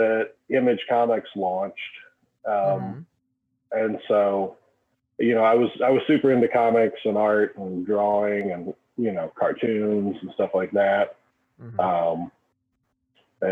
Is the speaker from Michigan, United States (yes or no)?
no; Cynthiana, Kentucky, United States; I grew up in a little town called Cynthiana, Kentucky.